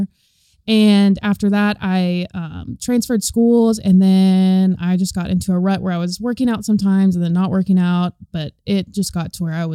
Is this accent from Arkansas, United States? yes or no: yes; Hot Springs, Arkansas, United States; also born or lived in Fayetteville, Arkansas; I'm from Hot Springs, but I've been living in Fayetteville going to school there